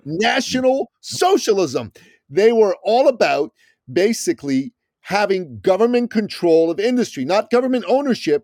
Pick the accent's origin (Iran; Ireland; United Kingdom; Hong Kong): Iran; now in United States; I'm from Iran originally